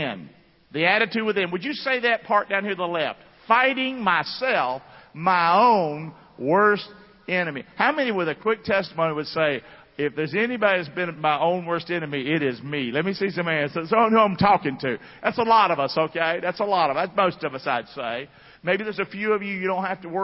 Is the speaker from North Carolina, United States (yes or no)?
yes; Rockingham, North Carolina, United States; I grew up in Rockingham, North Carolina